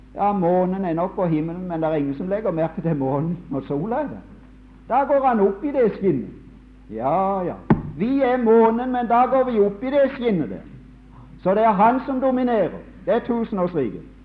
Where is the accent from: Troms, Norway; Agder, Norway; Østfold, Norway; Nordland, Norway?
Agder, Norway; Mosby; hjemme på Mosby under krigen